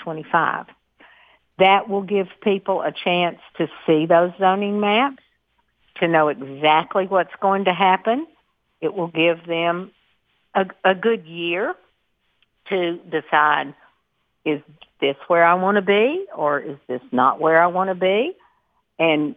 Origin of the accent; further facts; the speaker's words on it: Murfreesboro, Tennessee, United States; I was educated here. I am from Murfreesboro. My family actually still lives on a farm that we have owned since 1842